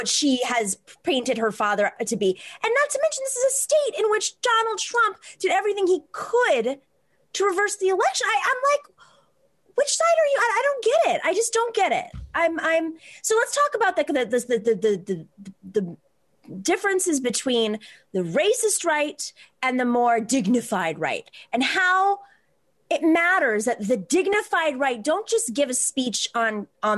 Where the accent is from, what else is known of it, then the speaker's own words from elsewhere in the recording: outside of Buffalo, Western New York, United States; I didn't grow up in Buffalo. I grew up outside of Buffalo, 35 miles outside of Buffalo